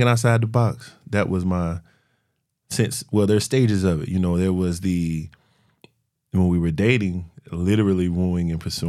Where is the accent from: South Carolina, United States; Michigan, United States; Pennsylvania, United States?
South Carolina, United States; Florence; also born or lived in Columbia, South Carolina; I'm from Florence. Born and raised